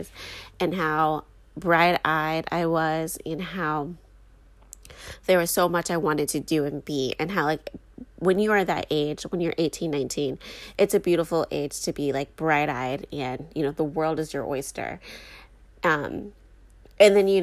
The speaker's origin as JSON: {"language": "English", "country": "United States"}